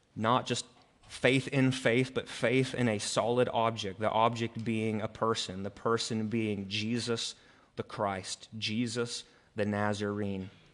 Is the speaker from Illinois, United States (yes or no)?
yes; Greene County, Illinois, United States; So I grew up in Greene County. The center of Greene County is Carrollton, Illinois